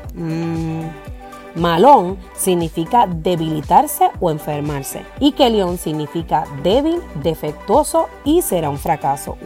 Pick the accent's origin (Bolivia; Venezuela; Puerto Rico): Puerto Rico